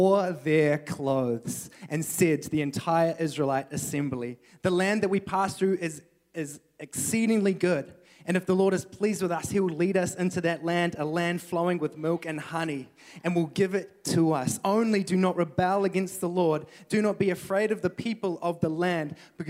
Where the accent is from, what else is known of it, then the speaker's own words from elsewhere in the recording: New Zealand; moved away as an adult; now in Canada; I am a Kiwi. I am from New Zealand